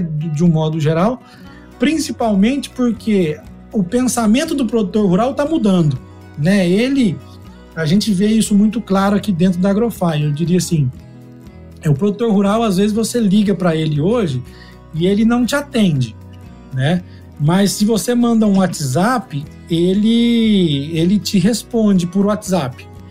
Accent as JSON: {"language": "Portuguese", "town": "Uberlândia", "region": "Minas Gerais", "country": "Brazil", "tie": "born or raised there", "also_born_or_lived": "Goiânia", "moved": "as an adult", "lives_now": "Campinas, Brazil", "said": "Eu sou agrônomo também, sou natural de Uberlândia, Minas."}